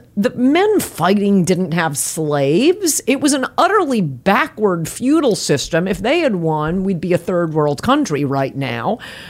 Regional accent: United States

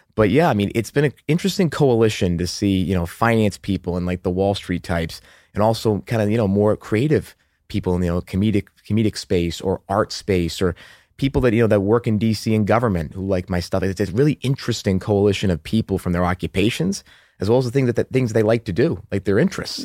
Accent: Methuen, Massachusetts, United States; accent: Boston; moved away; also born or lived in Haverhill, Massachusetts; I'm actually from the Boston suburbs

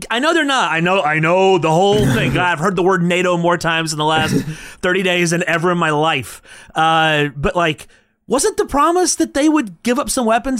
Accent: Alabama, United States; My home state, Alabama.

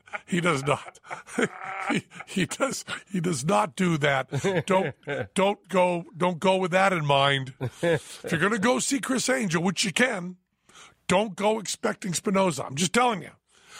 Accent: New Jersey, United States; when I was growing up in Jersey, we used to go down to the gas station, Ducky Slattery Sinclair Station.

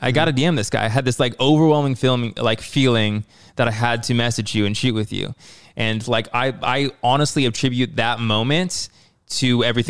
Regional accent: Arizona, United States; born there; I was born in Arizona.

